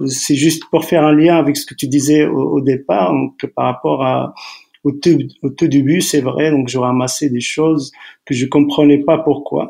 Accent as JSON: {"language": "French", "town": "Tetouan", "region": "Tanger-Tetouan-Al Hoceima", "country": "Morocco", "tie": "born or raised there", "also_born_or_lived": "Bni Hassan", "said": "Je suis né à quelques kilomètres de Tétouan entre, entre ici, Tétouan et, et Chefchaouen. Un petit village s'appelle euh, Bni Hassan. Donc, euh, mon père travaillait là-bas. Je suis né là-bas. J'ai passé, j'avais, je crois, deux, trois ans quand on, on est revenu à, s'installer à, à Téton."}